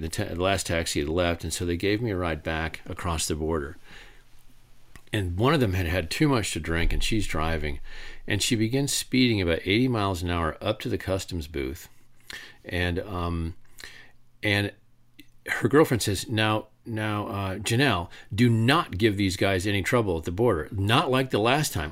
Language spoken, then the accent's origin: English; Traverse City, Michigan, United States; I'm from Traverse City, Michigan." And that's where I'm from.